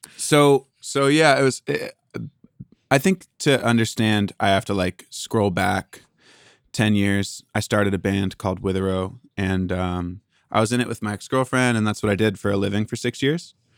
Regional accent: Port Angeles, Washington, United States; born or raised there; now in Los Angeles, United States

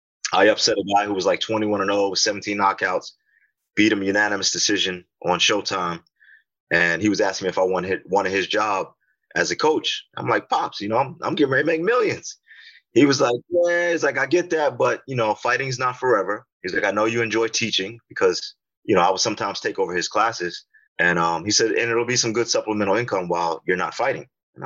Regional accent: Massapequa, New York, United States; moved away as an adult; now in Florida, United States; I grew up in Long Island.

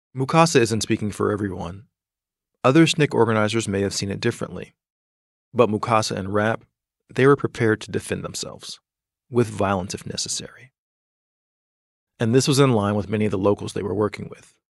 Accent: Atlanta, Georgia, United States; for me, Atlanta is my hometown. It's where I grew up

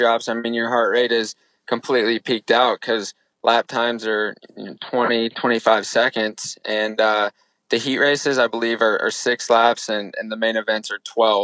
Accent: Illinois, United States; now in Charlotte, United States; I'm from Illinois

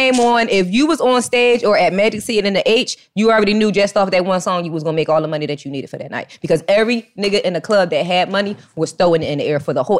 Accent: Philadelphia, Pennsylvania, United States; I'm from Philly.

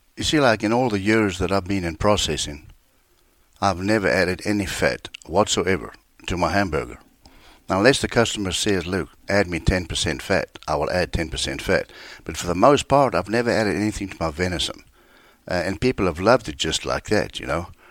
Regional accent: South Africa; moved away as an adult; born and raised in South Africa. I lived there

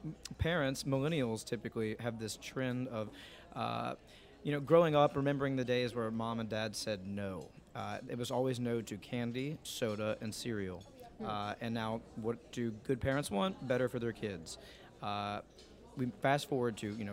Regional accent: Louisiana, United States; also born or lived in San Luis Obispo; now in New Orleans, United States; I grew up in Louisiana, and this is a food state

